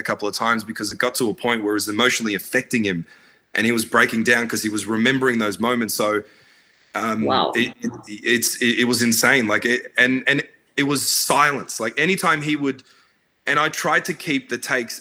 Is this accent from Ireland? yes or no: no; Australia; also born or lived in Baghdad, Iraq; so I was born in Baghdad, and I came to Australia when I was, only 3 or 4